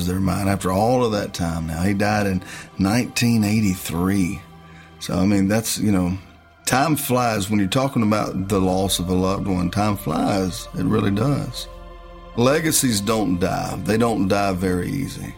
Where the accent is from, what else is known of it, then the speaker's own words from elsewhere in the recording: West Monroe, Louisiana, United States; now in Nashville, United States; I'm from North Louisiana, a town called Monroe, in West Monroe, Louisiana. But Nashville is my home. I've been here a long time